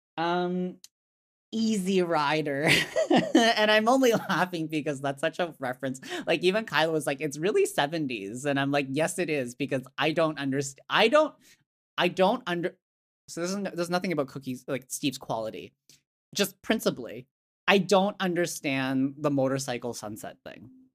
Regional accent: Hong Kong; I was born in Hong Kong, my family's from Hong Kong.

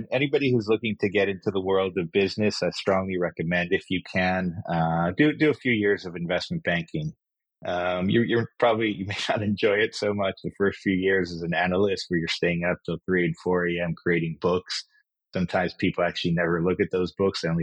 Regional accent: Kenya; also born or lived in Israel; So as you mentioned, I, I was born in Israel, but I actually grew up in Kenya in Africa. Um, we moved there when I was four years old, and I went to the same school all the way from kindergarten to 12th grade.

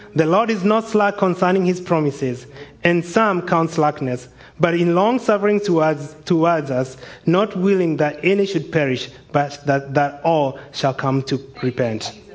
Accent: Kenya; moved away; I'm from Kenya, immigrants over here

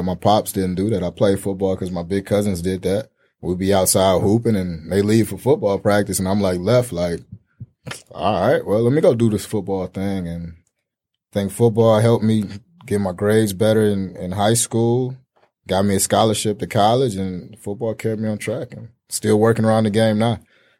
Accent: Detroit, Michigan, United States; I grew up like just outside Rosedale Park in Detroit, so 6 miles in Southfield.

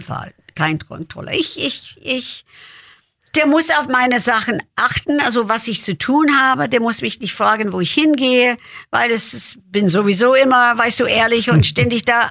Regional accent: Lansdale, Pennsylvania, United States; German is a second language; now in Germany; Geburtstag ist Lansdale, Pennsylvania

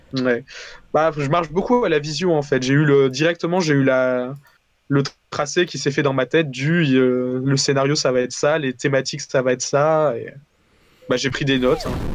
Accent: Valence, Auvergne-Rhône-Alpes, France; moved away as an adult; also born or lived in Paris; je viens de Valence à la base, donc dans le sud de, de, la France

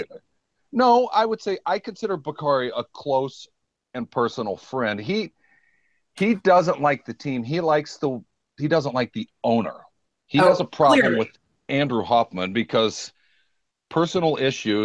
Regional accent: Germany; moved away; I was born in Germany

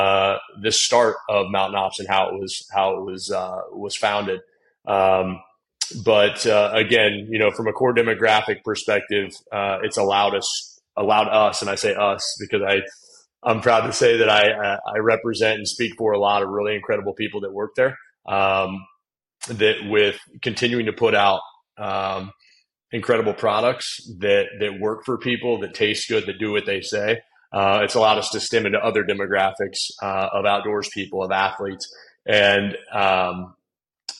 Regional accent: Indiana, United States; growing up in Indiana, was always an athlete

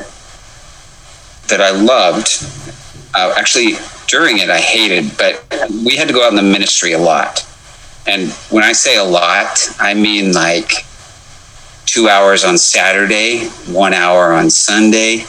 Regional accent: Wendell, Idaho, United States; also born or lived in Jerome, Idaho; I was born and raised in Wendell, Idaho

